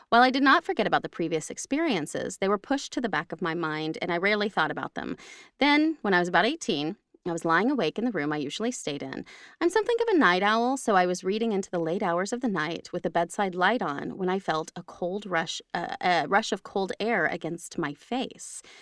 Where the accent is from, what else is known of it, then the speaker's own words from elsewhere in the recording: England, United Kingdom; I'm from England. Next sentence. I'm from